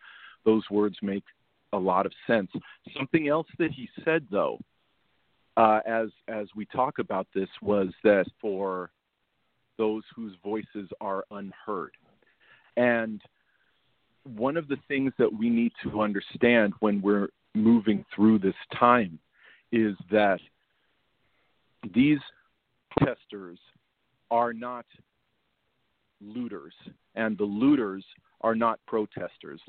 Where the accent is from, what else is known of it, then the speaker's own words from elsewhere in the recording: United States; we as an American society